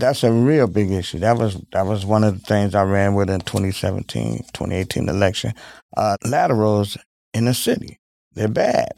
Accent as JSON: {"language": "English", "town": "Milwaukee", "region": "Wisconsin", "country": "United States", "tie": "born or raised there", "said": "I grew up in Milwaukee, Wisconsin"}